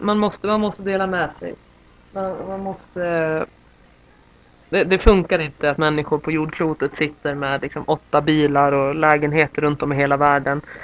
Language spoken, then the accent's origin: Swedish; Sweden; now in Santiago, Chile; De tittar ju på mig som jag vore liksom från månen när jag säger Sverige